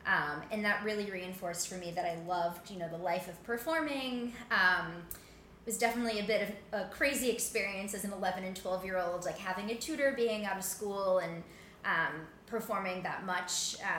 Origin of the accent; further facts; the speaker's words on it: Cleveland, Ohio, United States; now in New York City, United States; So I grew up in Cleveland, Ohio